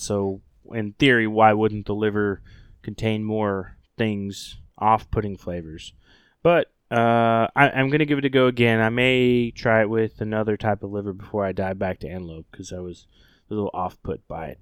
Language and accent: English; Oklahoma, United States; moved away; the great state of Oklahoma, uh, my home state